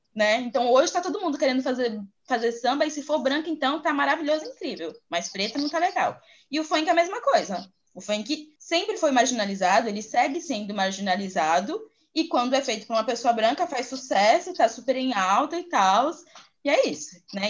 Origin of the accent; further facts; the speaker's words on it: interior of Bahia, Brazil; Eu sou do interior da Bahia